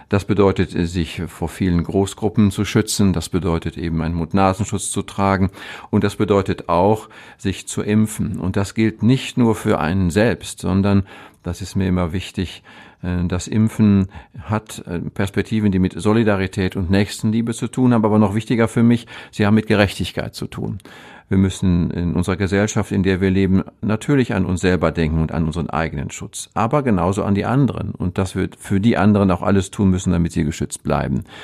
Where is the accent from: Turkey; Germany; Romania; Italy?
Germany; North Rhine-Westphalia; Das ist ein, ein Grenzgebiet gemogelt, zwischen ja. dem Münsterland und dem Ruhrgebiet und ich selber bin genau auf der Grenze. Ich komme von einem Bauernhof groß geworden.